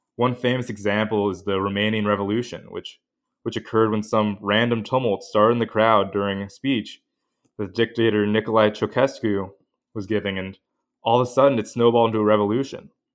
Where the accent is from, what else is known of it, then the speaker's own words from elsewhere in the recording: Pacific Northwest, United States; moved away as an adult; now in New Haven, United States; I grew up in the Northwest